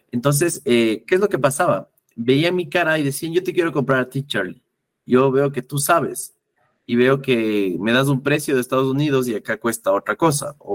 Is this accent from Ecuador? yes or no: yes; Ecuador; La primera parte es que como buen ecuatoriano hasta ahora, siento que sobre todo los, eh, llamémosles baby boomers, eh, que son nuestros padres, nuestros abuelos